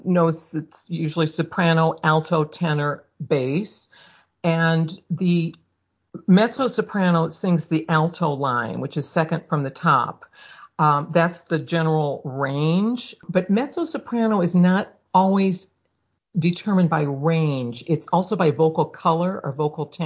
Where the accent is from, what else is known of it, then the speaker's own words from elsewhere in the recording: Omaha, Nebraska, United States; moved away as an adult; also born or lived in St. Louis, Missouri; now in Catskills, United States; I was born in Omaha, went from there to college in St. Louis at Washington University